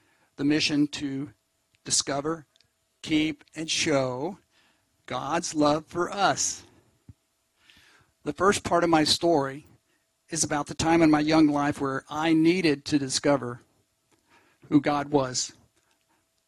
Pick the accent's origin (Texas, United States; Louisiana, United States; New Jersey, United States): Texas, United States; Argyle; moved away as an adult; also born or lived in Beaumont, Texas / Colorado; now in Seabrook, United States; I spent most of my life up by Argyle, north of Dallas-Fort Worth